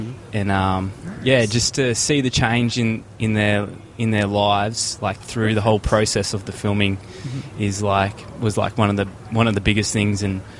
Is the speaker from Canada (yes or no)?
no; Australia; from Australia, here in Indianapolis, United States of America.